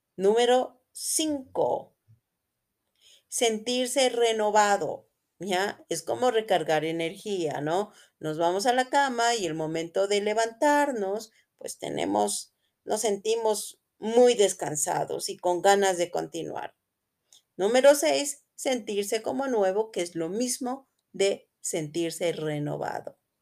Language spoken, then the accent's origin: Spanish; Quito, Pichincha, Ecuador; soy de Quito, Ecuador